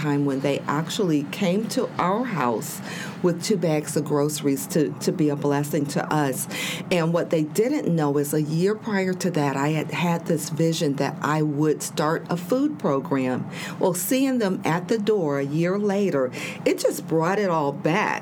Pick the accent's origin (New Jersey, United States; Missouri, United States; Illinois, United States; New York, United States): Illinois, United States; Chicago; moved away as an adult; also born or lived in Ohio; now in Normal, United States; I'm a native of Chicago